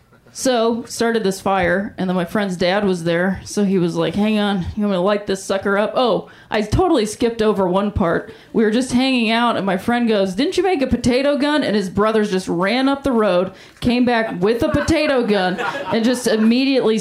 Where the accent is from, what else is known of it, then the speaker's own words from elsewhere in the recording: Ohio, United States; now in Los Angeles, United States; I am from Ohio